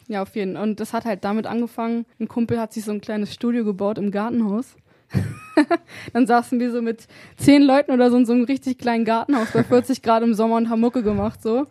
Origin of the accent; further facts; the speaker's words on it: Wolfsburg, Lower Saxony, Germany; bei uns in Wolfsburg